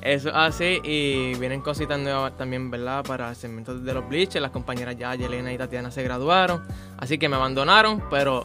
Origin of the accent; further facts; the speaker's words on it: Colombia; moved away; estoy en mi primer año. Ahorita tengo 17 y soy de Colombia